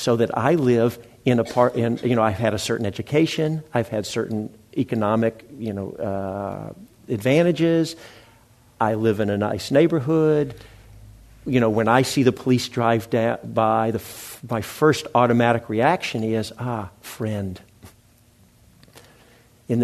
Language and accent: English; Memphis, Tennessee, United States; moved away; my hometown, Memphis, Tennessee